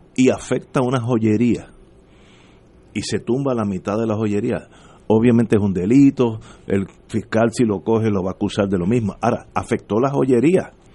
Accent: Puerto Rico; seguimos siendo puertorriqueños ocho generaciones después

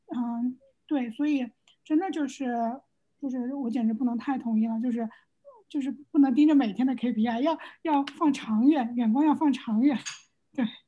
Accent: China; moved away; 我们作为 中国人

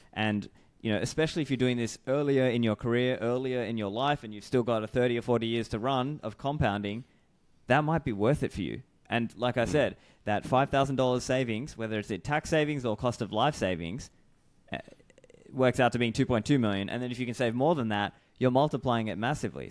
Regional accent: Australia; moved away as an adult

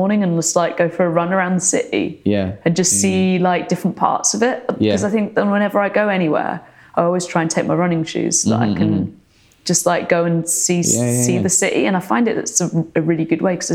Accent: Surrey, South East England, United Kingdom; also born or lived in Wales; now in London, United Kingdom; I grew up in, I grew up in Surrey, but I spent a lot of time in Wales. Where my family's from

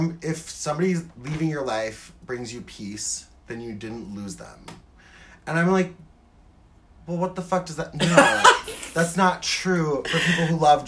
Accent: Midwest, United States; I'm from the Midwest, as you may know, due to us both being from the Midwest

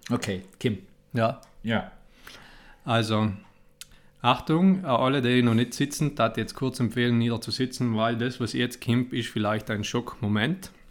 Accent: Italy; ich bin Italiener

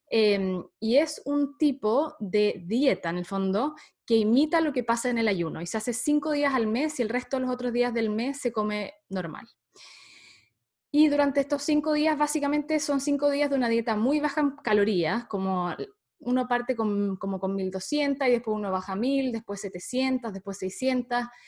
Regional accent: Santiago, Santiago Metropolitan Region, Chile; soy chilena, em, nací en Santiago de Chile.

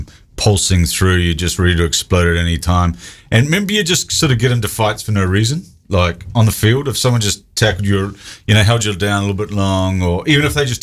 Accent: New Zealand; I'm from New Zealand.

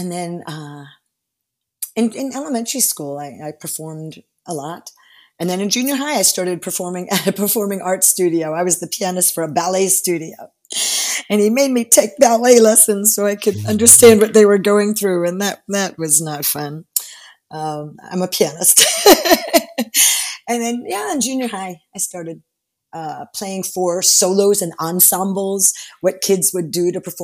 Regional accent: Orlando, Florida, United States; also born or lived in Miami, Florida / Space Coast, Florida / Europe / Hong Kong; I just lived there till I was six. And then I lived on the East Coast, the Space Coast. And then I grew up in Orlando, in junior high and high school here in Orlando

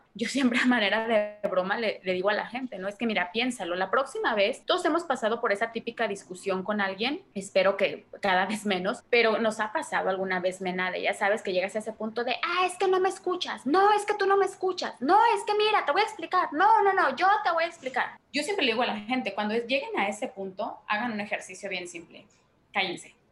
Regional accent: Mexico

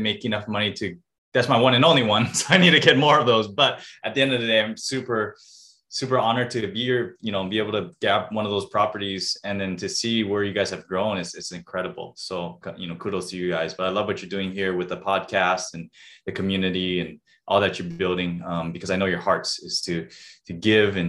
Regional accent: Oahu, Hawaii, United States; also born or lived in Spokane, Washington; I'm born and raised in Hawaii on the island of Oahu.

